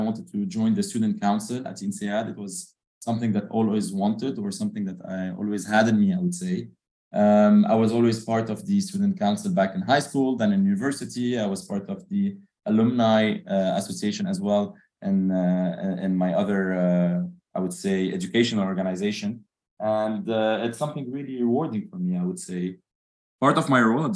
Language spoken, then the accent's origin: English; Lebanon; moved away as an adult; also born or lived in Dubai, United Arab Emirates; I'm Lebanese, born and raised in Lebanon, and I've moved after my bachelor's to Dubai for 7 years.